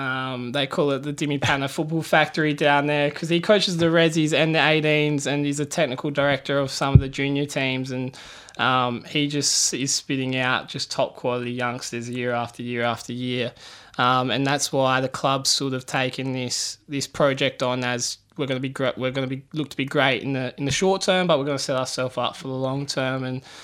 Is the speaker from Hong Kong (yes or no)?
no; Port Perry, Ontario, Canada; It's a small town, lots of good people.